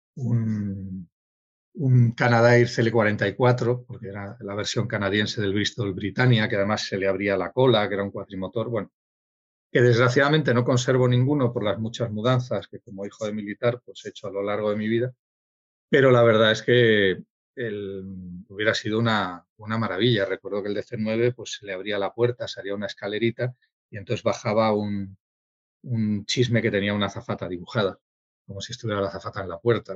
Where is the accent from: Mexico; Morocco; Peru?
Morocco; Sidi Ifni, Guelmim-Oued Noun; moved away; nací en Sidifni y yo nací en Sidifni en 1961